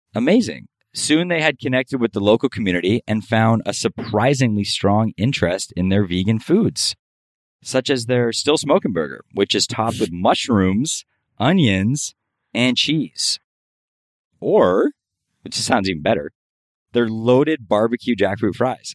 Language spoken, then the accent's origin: English; Miami, Florida, United States; now in Los Angeles, United States; I grew up in Miami